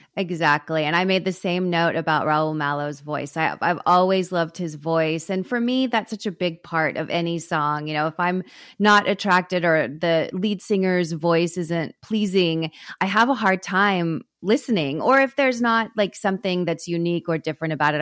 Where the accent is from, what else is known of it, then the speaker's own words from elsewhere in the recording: Texas, United States; growing up in Texas